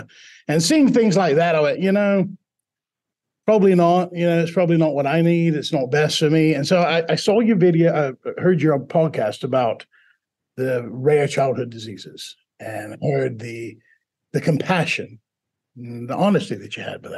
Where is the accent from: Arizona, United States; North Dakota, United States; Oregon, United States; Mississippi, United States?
Mississippi, United States; Buzzard Roost; accent: Southern drawl; Now, when I'm talking to the first one, it's a deep Southern drawl. I grew up in Buzzard Roost, Mississippi.